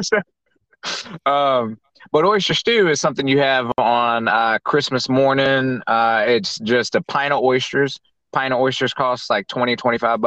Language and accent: English; Virginia, United States; I'm from Virginia